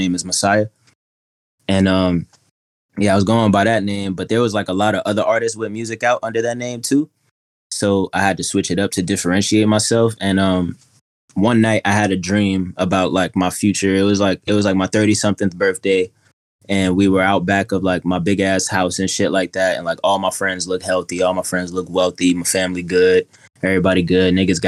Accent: Atlanta, Georgia, United States; also born or lived in Queens / Mississippi; So, I'm from Queens originally, and I grew up a little bit of everywhere down south, but primarily Atlanta, and I graduated in Mississippi, moved back in 2014

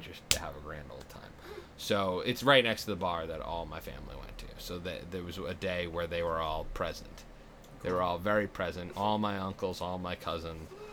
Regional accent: Massachusetts, United States; moved away; I come from Massachusetts, the gayest fucking place

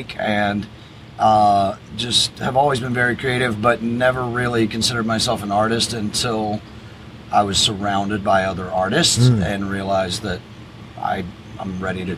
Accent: Atlanta, Georgia, United States; moved away as an adult; now in Key West, United States; I am originally from Atlanta, Georgia

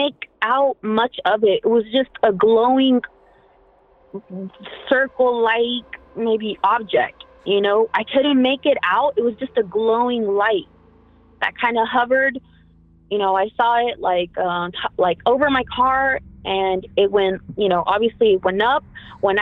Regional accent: Merced, California, United States; we're from Merced, California

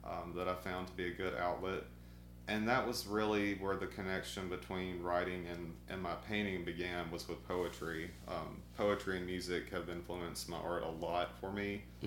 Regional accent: Arkansas, United States; moved away as an adult; also born or lived in Natchez, Mississippi / South Mississippi / New Orleans, Louisiana; now in Columbus, United States; I transferred with my dad up to Arkansas, and I started school there. And I lived there, finished high school

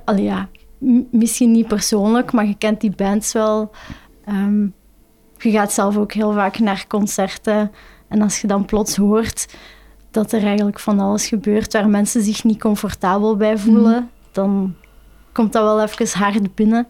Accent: Flanders, Belgium; voor ons als Vlaming

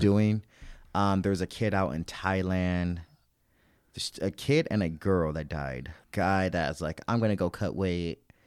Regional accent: St. Louis, Missouri, United States; I grew up in Saint Louis, Missouri

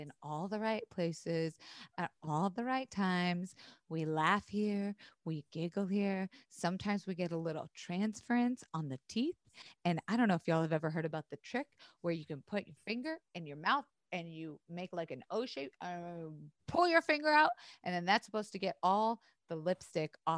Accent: Florida, United States; I went to school in the South. I grew up in Florida

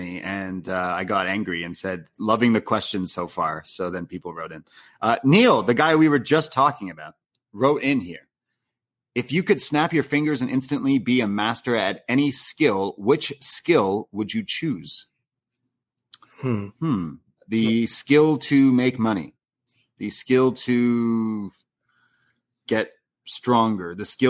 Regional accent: Canada; accent: Canadian; Making fun of my Canadian accent.

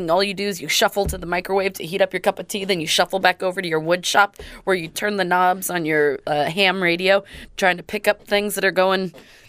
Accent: Kitsap County, Washington, United States; also born or lived in Bremerton, Washington; now in Oregon, United States; living in Bremerton, I grew up in Kitsap County.

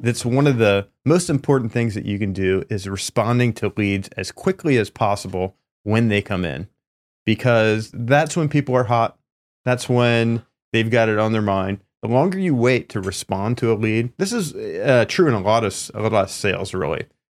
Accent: East Coast, United States; now in California, United States; I'm from the East Coast

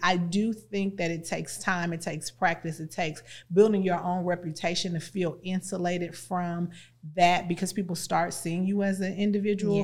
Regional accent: East St. Louis, Illinois, United States; I'm from East Saint Louis

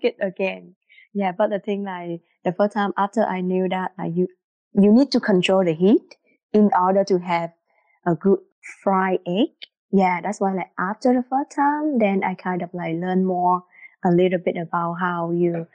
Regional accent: Vietnam; English is a second language; also born or lived in Singapore; now in Ottawa, Canada; And I am from Vietnam. Before I moved here, I used to live in Singapore

